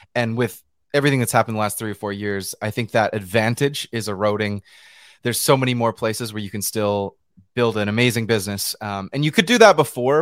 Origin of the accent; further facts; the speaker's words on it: British Columbia, Canada; also born or lived in New York, United States; I'm from British Columbia in Western Canada